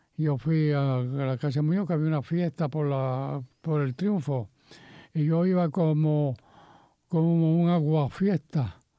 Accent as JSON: {"language": "Spanish", "country": "Puerto Rico", "said": "Nosotros somos puertorriqueños y somos latinos."}